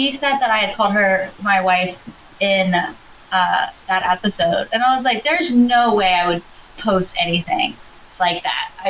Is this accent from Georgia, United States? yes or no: yes; Georgia, United States; now in Philadelphia, United States; I'm from Georgia.